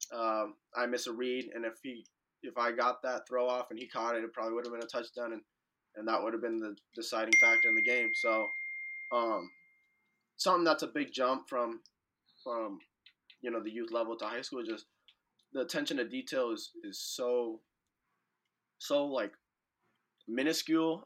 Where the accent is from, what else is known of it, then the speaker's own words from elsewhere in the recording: Santa Clarita, California, United States; I'm from Santa Clarita, so there's a ton of people from Santa Clarita that actually go to Sierra Canyon